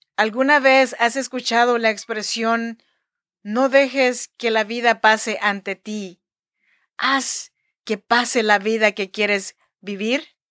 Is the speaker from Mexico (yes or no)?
yes; Chinantec region, Oaxaca, Mexico; now in Sacramento, United States; yo soy nacida en Oaxaca, México, en la región de Chinantecos.